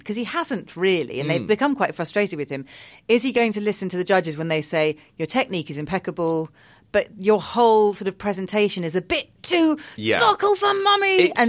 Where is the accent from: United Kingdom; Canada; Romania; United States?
United Kingdom; Because as a British person